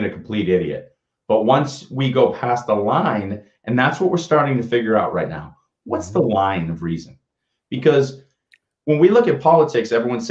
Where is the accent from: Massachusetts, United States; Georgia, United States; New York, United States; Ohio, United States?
Massachusetts, United States; Boston; I grew up in Boston